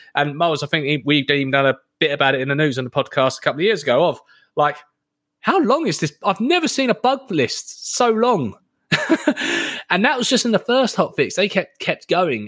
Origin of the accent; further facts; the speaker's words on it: United Kingdom; I'm British